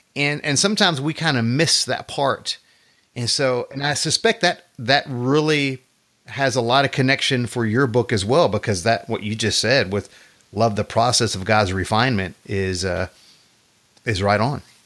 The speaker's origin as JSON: {"language": "English", "region": "Texas", "country": "United States", "tie": "born or raised there", "said": "I've been here all my life"}